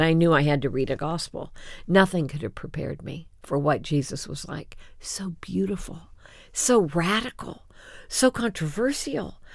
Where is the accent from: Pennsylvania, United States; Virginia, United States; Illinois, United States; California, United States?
Illinois, United States; Champaign; Champaign Urbana is my hometown